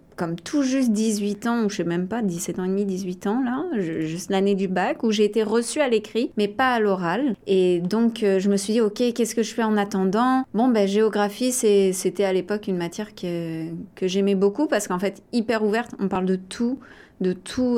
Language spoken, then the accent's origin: French; Les Sables-d'Olonne, Pays de la Loire, France; moved away as an adult; also born or lived in La Roche-sur-Yon, France / Ottawa, Canada; now in Toronto, Canada; je suis née en Vendée à La Roche sur yon ah. J'ai grandi proche, euh, très proche des Sables d'Olonne.